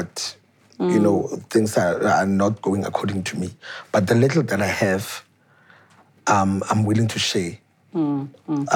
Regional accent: South Africa; Batwako Taralton, where I grew up, that's where I am from

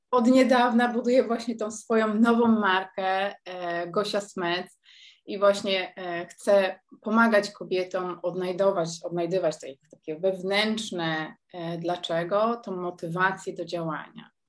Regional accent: Poland; moved away as an adult; now in Netherlands; ja wyjechałam z Polski mając 19 lat

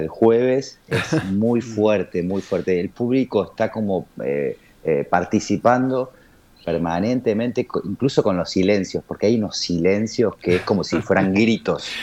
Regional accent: Argentina; como argentinos, latinoamericanos

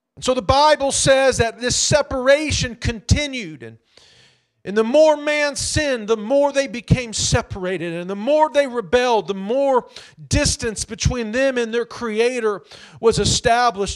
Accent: Indianapolis, Indiana, United States; having just grown up in the near northwest side of Indianapolis

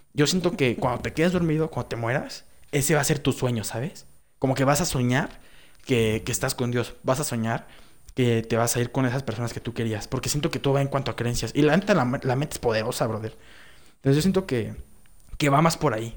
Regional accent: Mexico; Somos mexicanos, toda nuestra vida hemos estado aquí

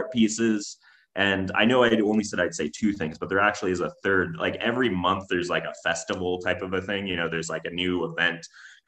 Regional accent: Fresno, California, United States; moved away as an adult; now in Reno, United States; I'm not from the area. I'm originally from Fresno, California, which is quite a different place

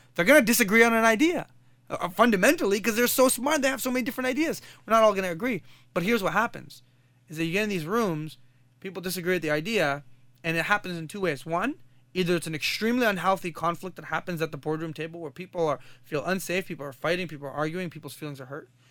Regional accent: Kuwait; now in Canada; I come from Kuwait

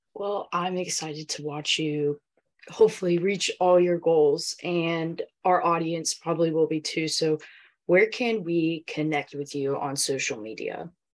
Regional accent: Edenton, North Carolina, United States; my hometown airport, Edenton um, North Carolina

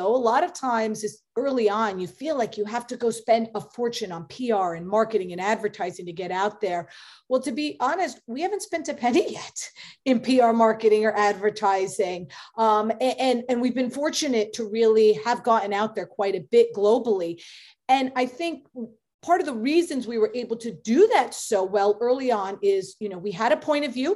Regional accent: New York, United States; Obviously I'm a New Yorker

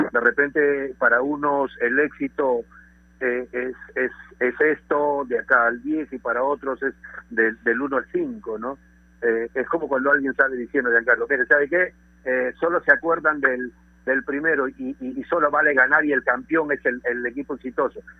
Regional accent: Peru; yo como peruano

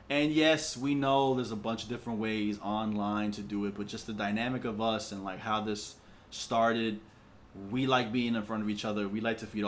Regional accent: New York, United States; we're from New York

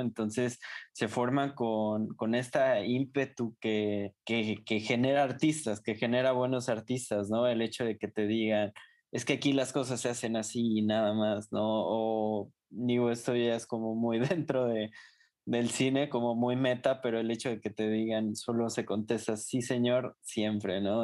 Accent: Mexico; como mexicanos

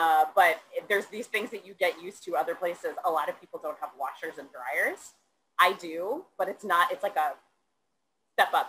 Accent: Ohio, United States; moved away as an adult; also born or lived in Michigan / Illinois / New Zealand; now in New York City, United States; I grew up in Ohio as well. I lived in Michigan and Illinois, so I was all around the Midwest

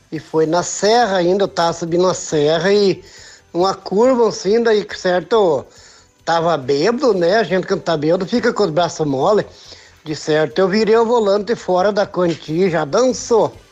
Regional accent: São Paulo, Brazil; é, é sou de São Paulo.

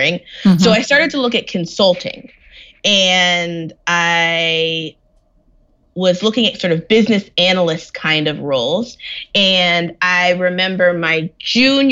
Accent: San Diego, California, United States; I was born in San Diego, California

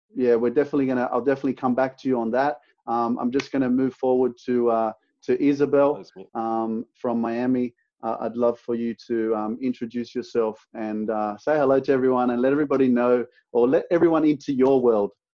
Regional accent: Sydney, New South Wales, Australia; I'm from Sydney, Australia.

